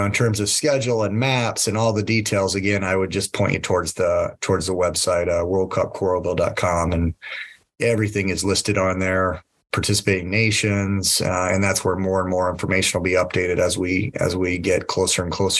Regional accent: San Diego, California, United States; also born or lived in Puerto Rico / Cuba; I used to speak Spanish pretty fluently because I grew up in Puerto Rico, Cuba, and San Diego.

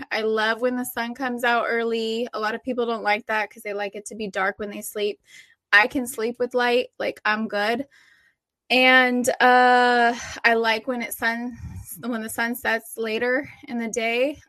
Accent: San Diego County, Southern California, United States; also born or lived in Oregon; I'm from Southern California. I was born and raised in San Diego County.

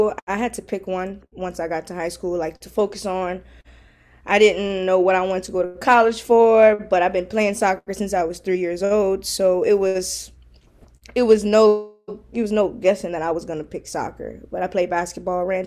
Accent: Carencro, Louisiana, United States; I'm from Karen Crow, Louisiana

